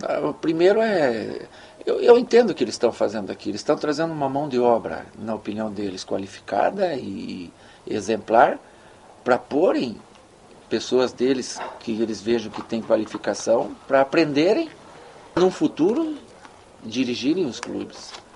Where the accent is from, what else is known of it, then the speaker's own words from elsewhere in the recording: Brazil; moved away as an adult; now in China; a gente é brasileiro